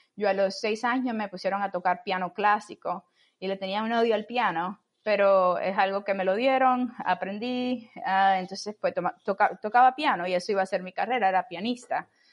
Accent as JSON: {"language": "Spanish", "region": "Camagüey", "country": "Cuba", "moved": "yes", "lives_now": "Washington, United States", "said": "yo soy eh, cubana, soy de Camagüey y me mudé a Estados Unidos en el 2003"}